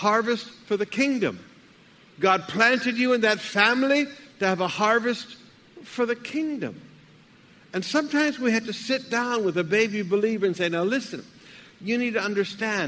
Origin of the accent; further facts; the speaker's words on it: Alabama, United States; moved away; When I was a boy, I grew up in Alabama